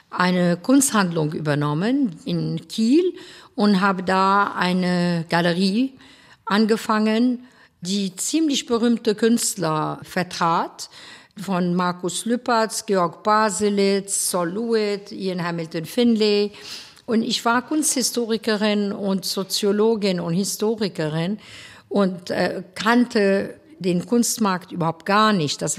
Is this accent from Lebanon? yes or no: yes; Beirut, Beirut Governorate, Lebanon; Ich bin äh, in Beirut geboren und aufgewachsen.